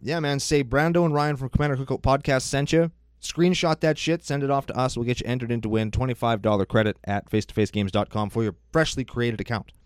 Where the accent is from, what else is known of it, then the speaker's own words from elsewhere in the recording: Saskatchewan, Canada; We're Canadian